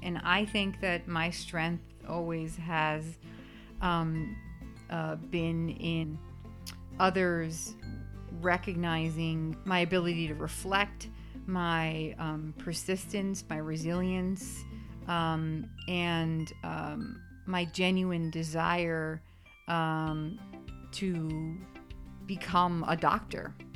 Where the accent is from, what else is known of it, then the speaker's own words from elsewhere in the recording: New York City, New York, United States; now in Scottsdale, United States; I grew up in the Bronx, New York